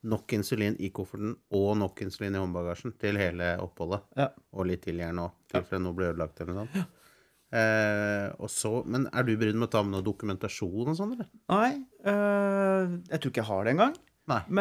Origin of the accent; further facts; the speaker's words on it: Norway; vi som nordmenn